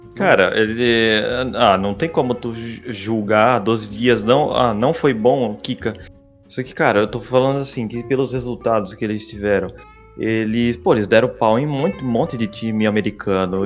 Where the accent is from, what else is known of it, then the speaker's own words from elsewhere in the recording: Santa Catarina, Brazil; eu sou de Santa Catarina